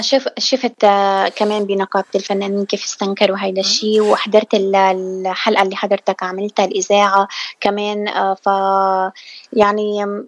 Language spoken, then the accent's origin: Arabic; South Lebanon, Lebanon; now in Michigan, United States; أنا من الجنوب جنوبية من الجنوب من لبنان